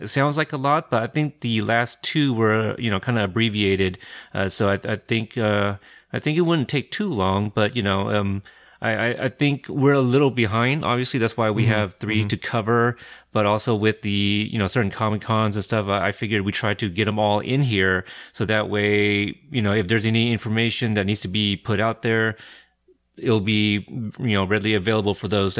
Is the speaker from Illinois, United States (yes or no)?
no; Texas, United States; born there; To be fair, I was born in Texas